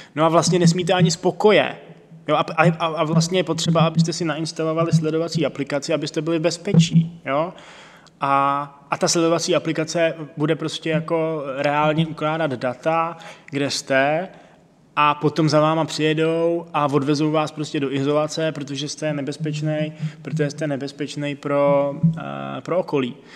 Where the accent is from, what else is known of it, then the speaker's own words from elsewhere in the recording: Czechia; jsme Češi